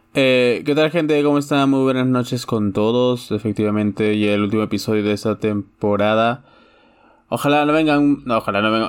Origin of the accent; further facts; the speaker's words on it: Chosica, Lima, Peru; also born or lived in Chaclacayo; chosicano y de guarochirí, guarochirano